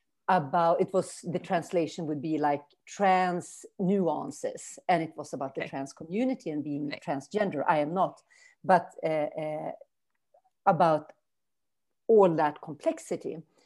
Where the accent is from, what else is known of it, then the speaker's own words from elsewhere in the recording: northern Sweden, Sweden; also born or lived in Brazil / Germany; And then I moved back to Sweden 2014, and I have been here since in my hometown in Northern Sweden.